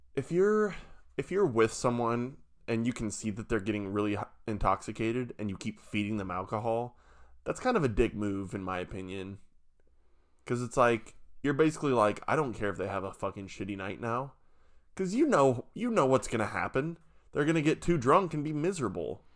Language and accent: English; Nebraska, United States; I'm from Nebraska